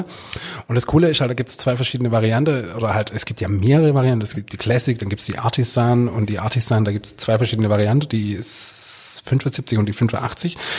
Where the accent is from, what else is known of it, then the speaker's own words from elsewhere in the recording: Swabia / Hohenlohe area, Baden-Württemberg, Germany; da wo ich herkomme